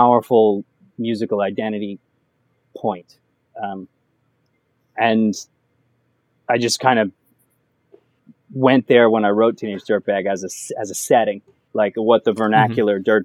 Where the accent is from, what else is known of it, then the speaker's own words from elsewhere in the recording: New York, United States; growing up in New York and listening to Hot 97